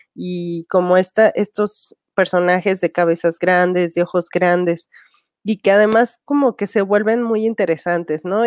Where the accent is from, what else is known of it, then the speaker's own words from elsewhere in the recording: Mexico; como audiencia mexicana